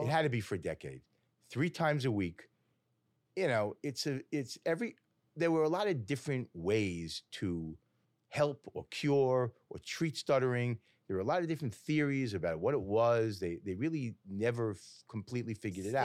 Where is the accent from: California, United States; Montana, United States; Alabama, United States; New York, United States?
New York, United States; Woodmere; also born or lived in Great Neck; Grew up in Woodmere.